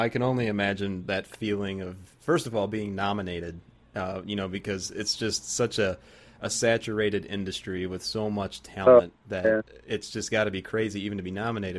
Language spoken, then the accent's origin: English; Chicago, Illinois, United States; I say I'm from Chicago.